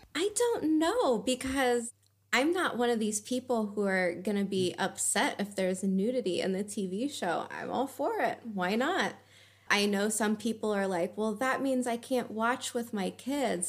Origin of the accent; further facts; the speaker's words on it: United States; now in Germany; from living in Germany, being an American